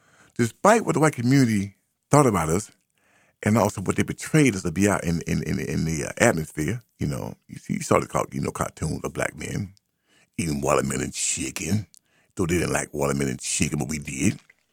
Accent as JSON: {"language": "English", "town": "Birmingham", "region": "Alabama", "country": "United States", "moved": "yes", "lives_now": "Boston, United States", "said": "We came from Birmingham up here to Boston, 63."}